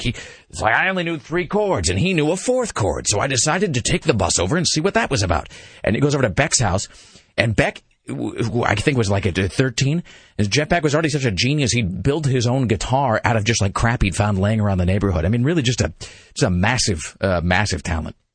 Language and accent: English; Tri-Cities, Washington, United States; when you're growing up in the Tri Cities, Washington, which is Kennewick and Pasco and Richland